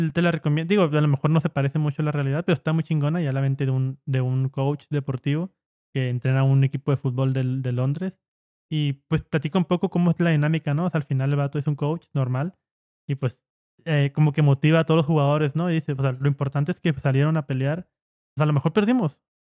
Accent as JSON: {"language": "Spanish", "town": "Ciudad Juárez", "region": "Chihuahua", "country": "Mexico", "said": "somos de Juárez"}